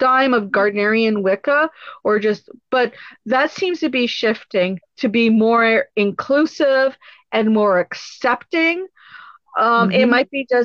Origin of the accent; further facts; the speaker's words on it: Canada; We are not Americans. We're Canadian. We're proud to be Canadian.